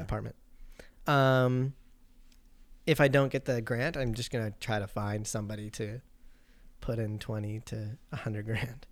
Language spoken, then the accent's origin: English; Qualicum Beach, British Columbia, Canada; my childhood growing up in Qualicum